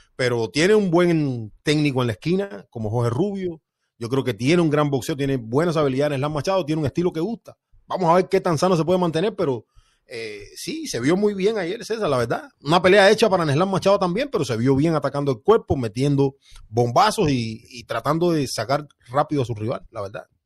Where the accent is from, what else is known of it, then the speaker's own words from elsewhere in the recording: near Placetas, Villa Clara, Cuba; moved away; de Placetas, un municipio que queda como a 20 kilómetros de donde yo nací